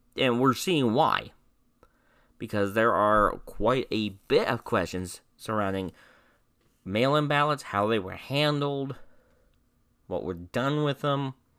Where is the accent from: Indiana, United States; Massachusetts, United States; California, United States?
Indiana, United States; my home state of Indiana